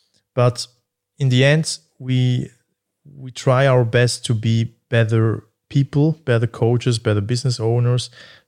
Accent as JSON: {"language": "English", "town": "Basel", "region": "Basel-Stadt", "country": "Switzerland", "said": "But yeah, I'm actually more from Basel, I would say."}